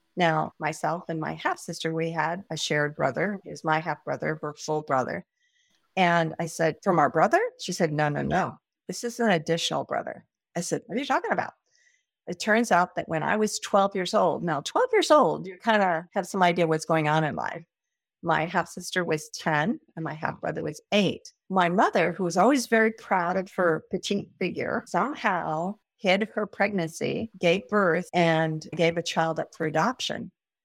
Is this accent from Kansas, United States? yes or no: yes; Kansas, United States; moved away as an adult; also born or lived in Nebraska / San Diego, California; I was born in Kansas.